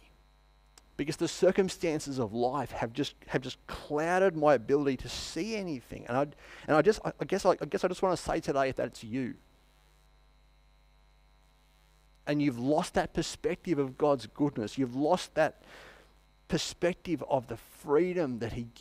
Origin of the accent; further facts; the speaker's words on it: Queensland, Australia; now in Wangaratta, Australia; I'm just set in my ways as a Queenslander